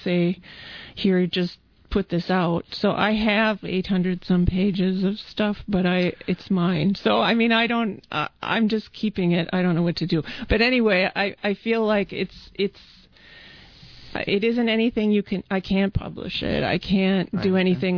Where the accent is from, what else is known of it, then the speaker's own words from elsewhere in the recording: Midwest, United States; moved away; I came from the Midwest and in a small place